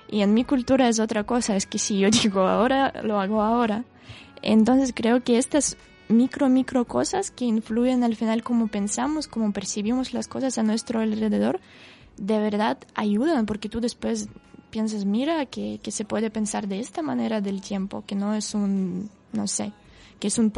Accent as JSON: {"language": "Spanish", "country": "Russia", "tie": "born or raised there", "second_language": "Spanish", "moved": "yes", "said": "de mi entorno en Rusia, como en mi ciudad natal, a pasar, no sé, 14"}